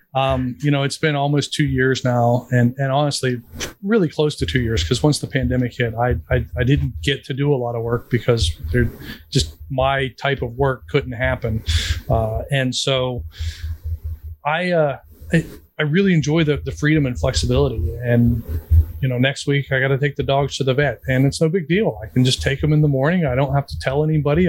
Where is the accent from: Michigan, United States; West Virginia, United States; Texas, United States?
West Virginia, United States; a poor kid growing up in West Virginia